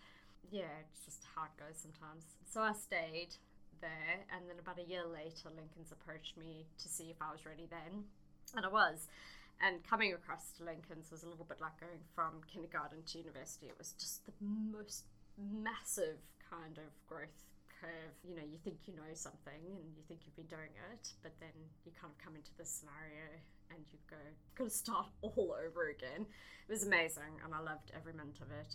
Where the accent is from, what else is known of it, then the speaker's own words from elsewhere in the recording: South Africa; moved away as an adult; now in Albany, Australia; I'm originally from South Africa and had a pretty standard upbringing